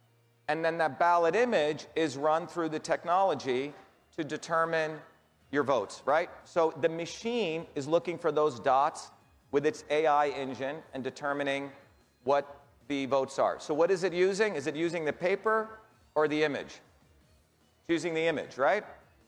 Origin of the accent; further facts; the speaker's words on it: Massachusetts, United States; People like Elizabeth Warren, I'm from Massachusetts, and we ran against her.